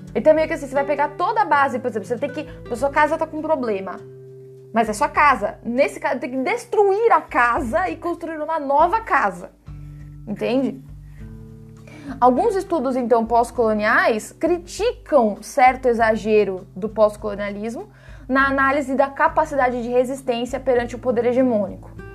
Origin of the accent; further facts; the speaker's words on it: Brazil; nós temos um papel como brasileiros